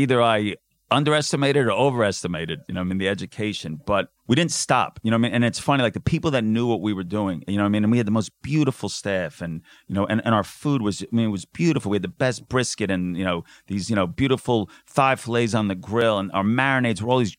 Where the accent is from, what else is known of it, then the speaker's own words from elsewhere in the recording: New York, United States; also born or lived in Philadelphia, United States; now in Australia; So I'm not Australian, even though I know I sound like it. So I was very lucky growing up in New York. I had amazing Mexican food. And before I landed in Australia, I actually had a finance background.